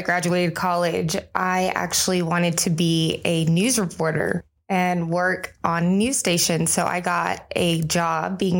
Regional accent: Rio Grande Valley, Texas, United States; I grew up in the Rio Grande Valley, and I did not grow up on a farm. I did not grow up in agriculture by any means.

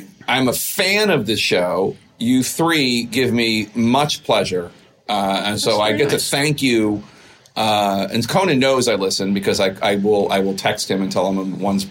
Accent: Philadelphia, Pennsylvania, United States; I'm from Philly

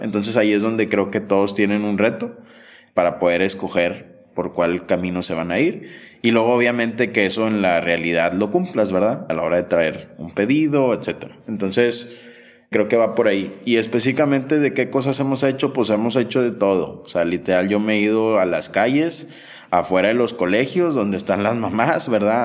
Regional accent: Monterrey, Nuevo León, Mexico; also born or lived in Sonora; yo que crecí en Monterrey

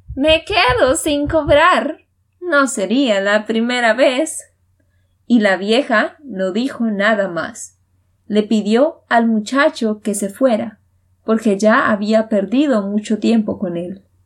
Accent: Santander, Colombia; de Santander, Colombia

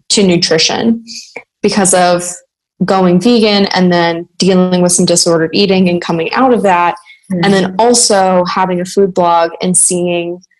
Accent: Louisiana, United States; I'm from Louisiana

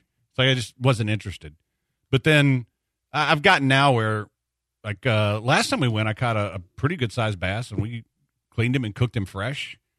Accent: Galveston, Texas, United States; also born or lived in Houston; we fished every day of our lives growing up in Galveston

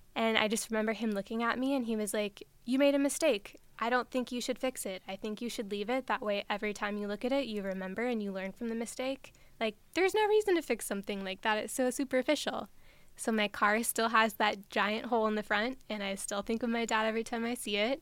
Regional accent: Nebraska, United States; I grew up in Nebraska

